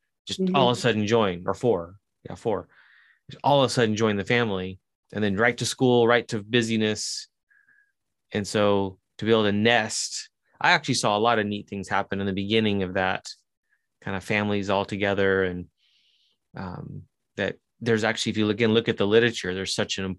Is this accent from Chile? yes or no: yes; Chile; accent: Chilean; moved away; I grew up in South America